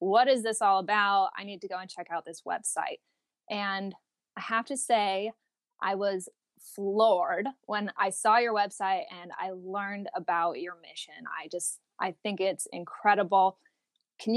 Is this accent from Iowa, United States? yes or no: no; Portland, Oregon, United States; I'm from the Portland area